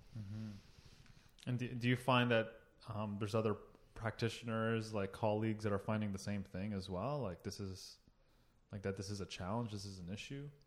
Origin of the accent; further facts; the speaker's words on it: Toronto, Ontario, Canada; also born or lived in Oakville; I was born in Toronto